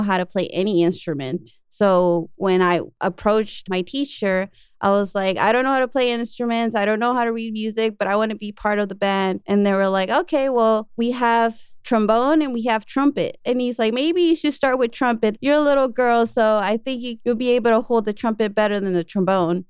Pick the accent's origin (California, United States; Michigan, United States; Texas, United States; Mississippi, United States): California, United States; Los Angeles; also born or lived in Chatsworth, Los Angeles; I grew up in South Central LA.